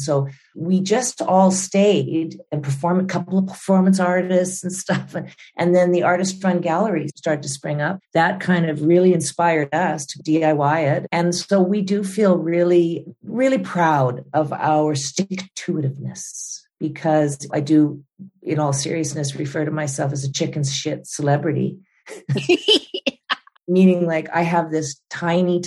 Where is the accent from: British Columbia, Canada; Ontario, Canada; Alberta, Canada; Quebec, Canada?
Alberta, Canada; Calgary; I was raised here.